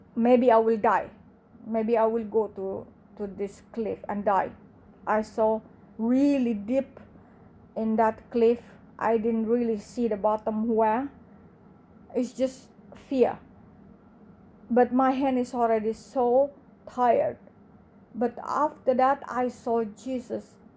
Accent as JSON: {"language": "English", "country": "Indonesia", "tie": "born or raised there", "second_language": "English", "said": "I grew up in Indonesia, in the biggest Muslim in the world"}